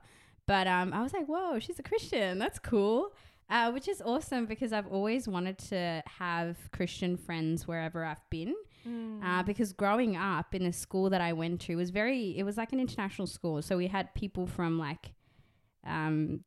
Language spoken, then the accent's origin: English; Dubai, United Arab Emirates; moved away as an adult; now in Sydney, Australia; I grew up in Dubai. I was born there